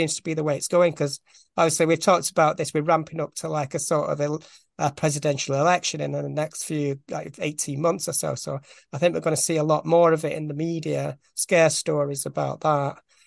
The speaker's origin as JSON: {"language": "English", "town": "Bolton", "region": "North West England", "country": "United Kingdom", "said": "I'm from Bolton, which is just outside Manchester"}